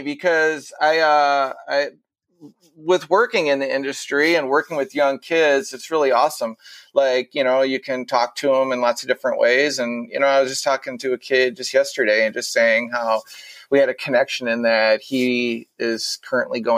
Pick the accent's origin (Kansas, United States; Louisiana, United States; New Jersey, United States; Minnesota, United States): Minnesota, United States; I am born and raised in Minnesota